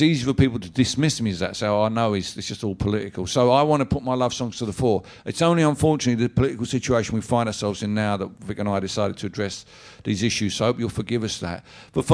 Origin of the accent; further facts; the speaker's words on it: Barking and Dagenham, London, United Kingdom; my hometown is no more racist than any of your hometowns